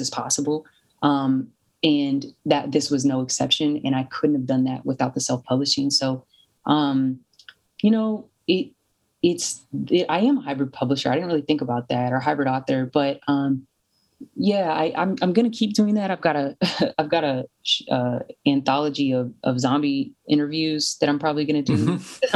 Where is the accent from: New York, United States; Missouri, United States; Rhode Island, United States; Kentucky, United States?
Kentucky, United States; Louisville; moved away as an adult; my hometown in Louisville.